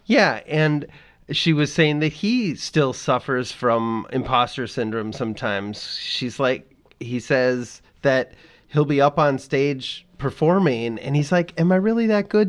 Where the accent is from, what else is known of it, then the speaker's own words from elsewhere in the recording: Midwest, United States; as a Midwesterner